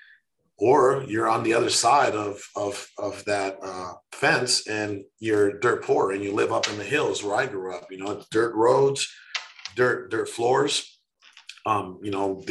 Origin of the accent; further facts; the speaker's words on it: Mexico; now in United States; I was born in Mexico. I was dirt poor